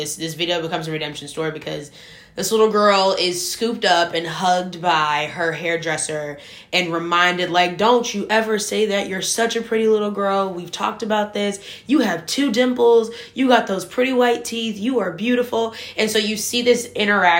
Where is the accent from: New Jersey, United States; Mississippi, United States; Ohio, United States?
Ohio, United States; Shaker Heights; I grew up in Shaker Heights, Ohio.